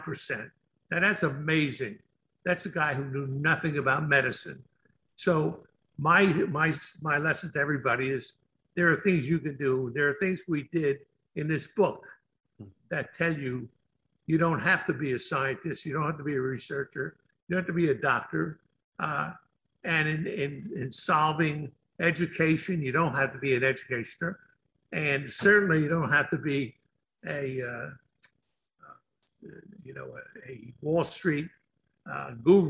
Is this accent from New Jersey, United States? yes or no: yes; Newark, New Jersey, United States; I grew up in Newark, New Jersey.